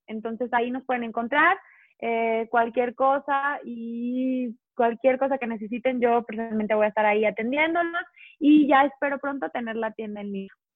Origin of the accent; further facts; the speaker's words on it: León, Guanajuato, Mexico; yo soy de León, Guanajuato, entonces aquí el calzado es la cuna del calzado.